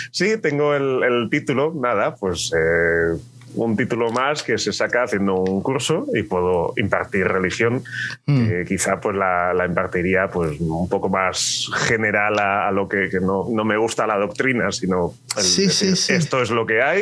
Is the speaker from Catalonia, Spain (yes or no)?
yes; Terrassa, Catalonia, Spain; born there; now in Alicante, Spain; yo nací en Tarrasa, que está cerquita de Barcelona. Ah, ok. Pero mi casa y mi familia y mi todo está en un pueblecito de Almería.